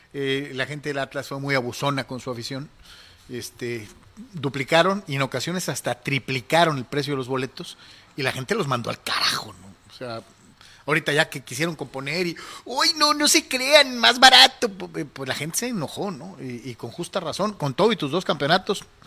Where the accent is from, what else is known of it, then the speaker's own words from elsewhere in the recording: Mexico; aficionado mexicano